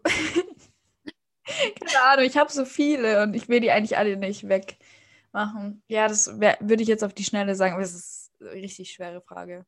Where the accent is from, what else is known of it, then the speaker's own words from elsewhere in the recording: Austria; ich komme aus Österreich